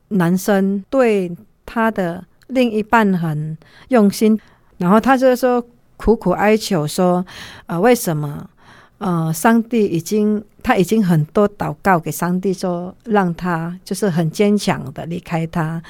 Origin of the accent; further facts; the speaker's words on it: Indonesia; Chinese is a second language; moved away as an adult; now in Taiwan; 我们在印尼，女人是很被尊重的